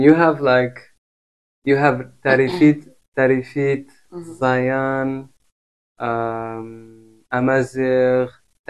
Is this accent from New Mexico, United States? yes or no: yes; New Mexico, United States; moved away as an adult; now in Marrakesh, Morocco; My father's from Morocco. I was actually born in New Mexico. Mm-hmm. So I'm also half Native Indigenous. Mm-hmm. So growing up in the Native American land